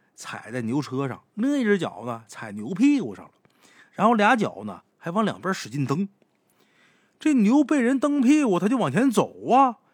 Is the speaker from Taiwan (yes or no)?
no; Liaoning, China; 我老家那地方，辽宁